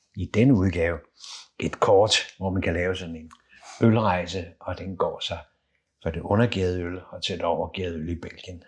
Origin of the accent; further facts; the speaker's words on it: Copenhagen, Capital Region of Denmark, Denmark; Jeg er født lige ved Carlsberg øh, i Valby